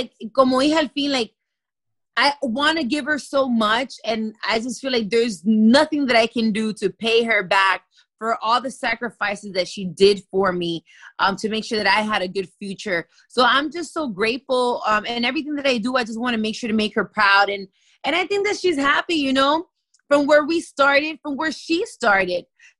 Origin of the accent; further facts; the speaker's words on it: Miami, Florida, United States; I was born and raised here in Miami